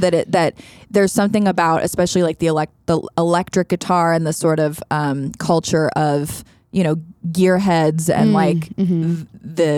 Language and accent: English; Sebastopol, California, United States; also born or lived in Oakland, California; My parents moved to the town of Sebastopol, which is in Sonoma County, about an hour and a half north of San Francisco